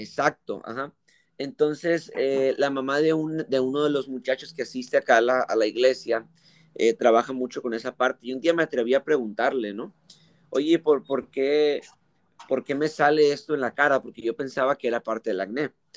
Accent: Mexico; yo soy mexicano, eh, gracias a Dios, eh, por nacer acá en México

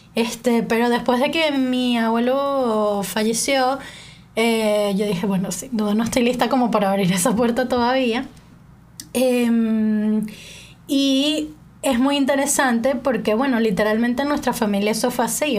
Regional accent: Venezuela; moved away as an adult; now in England; en Venezuela a mí todo el mundo me ha dicho China toda mi vida

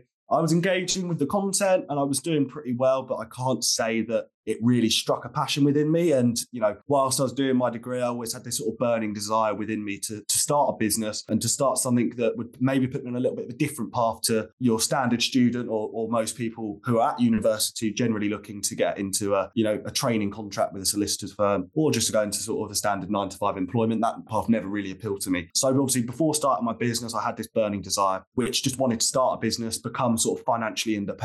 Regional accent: Surrey, South East England, United Kingdom; moved away as an adult; also born or lived in Portsmouth; I grew up in Surrey

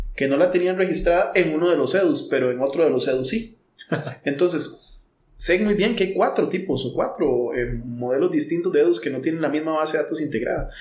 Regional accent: Guadalupe, San José, Costa Rica; yo que soy de, de Guadalupe

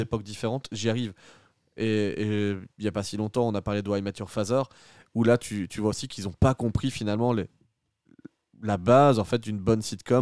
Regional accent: Belgium; chez nous en Belgique

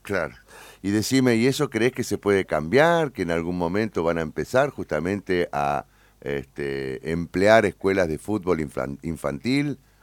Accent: Argentina; sos argentino

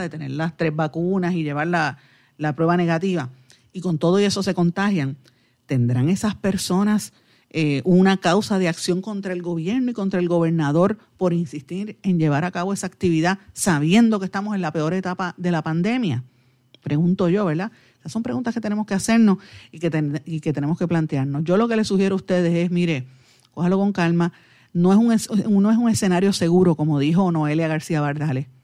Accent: Guaynabo, Puerto Rico; soy de, Guaynabor.

